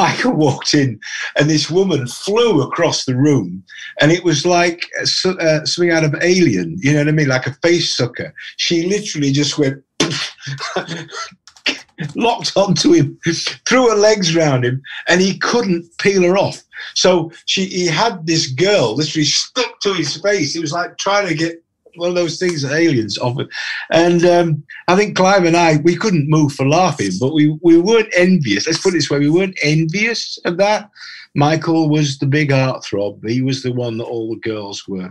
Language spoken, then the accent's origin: English; Yorkshire and the Humber, United Kingdom; I grew up in Yorkshire, just down the road from Sherwood Forest or Clumber Park